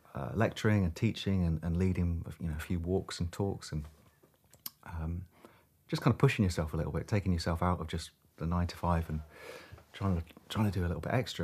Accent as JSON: {"language": "English", "town": "Hitchin", "region": "East of England", "country": "United Kingdom", "tie": "born or raised there", "moved": "as an adult", "lives_now": "Shetland, United Kingdom", "said": "I was born in Hitchin, uh, quite close to Luton in the southeast of England"}